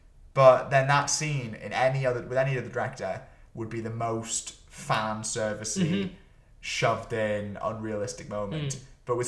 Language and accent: English; Brooklyn, New York, United States; If I had a nickel every time someone didn't like me because I was from Brooklyn.